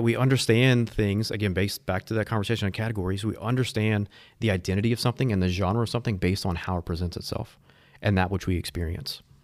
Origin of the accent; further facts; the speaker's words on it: Houma, Louisiana, United States; also born or lived in Thibodaux; I grew up in Houma, Thibodeau, down south.